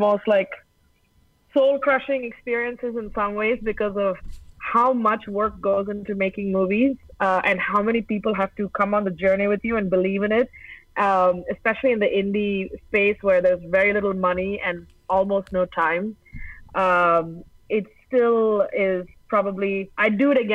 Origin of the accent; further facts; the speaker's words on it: Chennai, Tamil Nadu, India; now in Los Angeles, United States; sitting in Chennai, growing up in Chennai